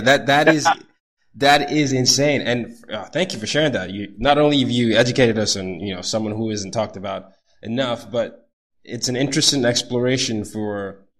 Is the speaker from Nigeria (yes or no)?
yes; Nigeria; moved away; I'm not African American. I'm from Nigeria. So I was born and raised in Nigeria for most of my life.